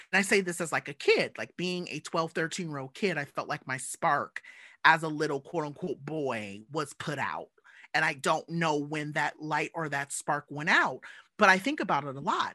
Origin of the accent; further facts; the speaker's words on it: Southern California, United States; as a little black kid growing up in SoCal